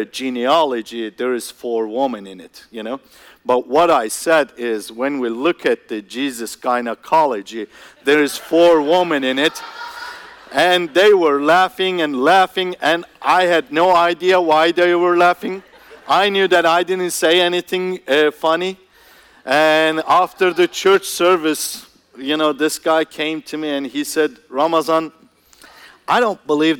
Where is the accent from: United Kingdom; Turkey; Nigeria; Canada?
Turkey; English is a second language; also born or lived in Antalya, Turkey; I'm from Turkey.